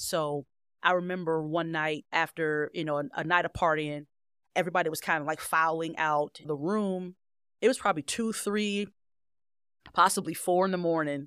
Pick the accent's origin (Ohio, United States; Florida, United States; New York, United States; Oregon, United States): Ohio, United States; Cleveland Heights; I originally grew up in Cleveland Heights